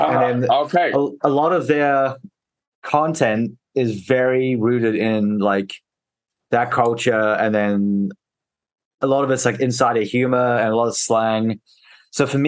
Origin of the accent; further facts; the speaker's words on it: South Africa; moved away; I was born in South Africa